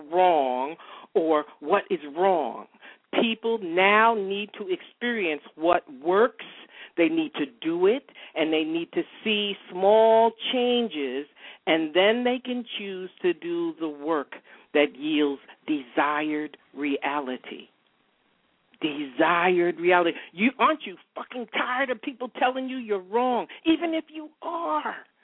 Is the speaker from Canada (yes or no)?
no; upstate New York, United States; moved away as an adult; I'm a New Yorker, I moved from upstate New York, went to school with George Pataki, the former governor